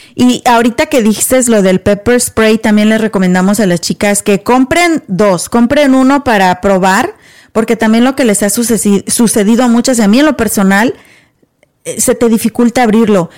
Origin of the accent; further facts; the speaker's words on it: Mexico; now in United States; tú y yo somos mexicanas